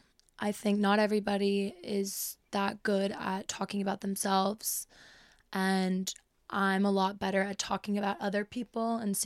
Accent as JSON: {"language": "English", "region": "England", "country": "United Kingdom", "tie": "born there", "also_born_or_lived": "Los Angeles, United States", "said": "I was born in England and I've lived abroad and I tried living in LA, which failed miserably."}